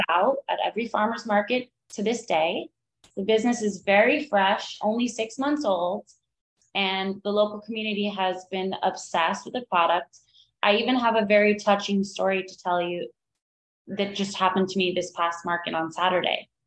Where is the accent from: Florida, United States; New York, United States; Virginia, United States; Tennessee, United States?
Florida, United States; Miami; moved away as an adult; now in Asheville, United States; I grew up in Miami and growing up in the 90s